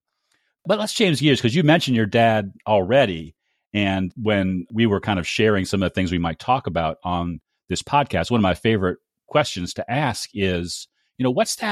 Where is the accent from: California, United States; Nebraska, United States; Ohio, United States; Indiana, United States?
Ohio, United States; Northeast; having been born and raised in Northeast Ohio